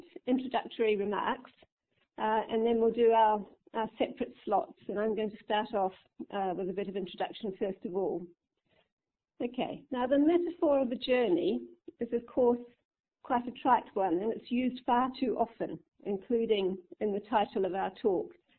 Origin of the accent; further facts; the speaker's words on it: New Zealand; now in United Kingdom; I'm white, and to paraphrase Honey Baba, white New Zealanders are British, but not quite